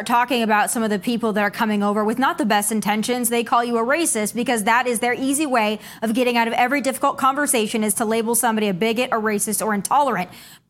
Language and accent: English; United States; as an American, it pisses me off.